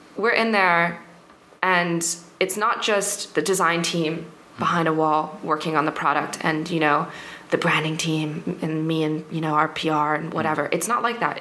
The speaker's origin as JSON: {"language": "English", "area": "New York", "region": "New Jersey", "country": "United States", "tie": "born or raised there", "also_born_or_lived": "London, United Kingdom", "moved": "as an adult", "lives_now": "France", "said": "I'm actually from London originally, and then I grew up in the states in uh, New Jersey, New York."}